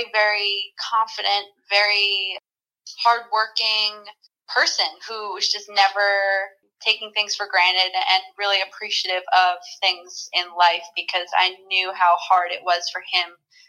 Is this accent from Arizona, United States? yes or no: no; Pequannock, New Jersey, United States; I was playing in Little League in my hometown in Pequannock, New Jersey